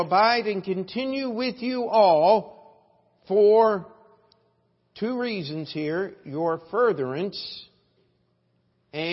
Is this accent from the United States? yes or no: yes; Baltimore, Maryland, United States; I'm of Baltimore, Maryland.